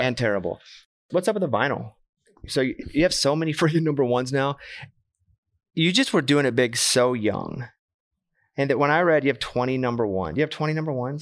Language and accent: English; Arkansas, United States; I'm from Arkansas. Grew up with a bunch of cowboy boot